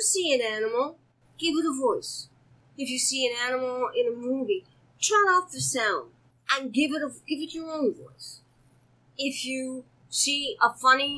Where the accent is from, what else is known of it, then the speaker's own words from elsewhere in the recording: Montreal area, Quebec, Canada; moved away; also born or lived in New York; When I was a kid, we moved from Montreal to a small town about 100 miles out of Montreal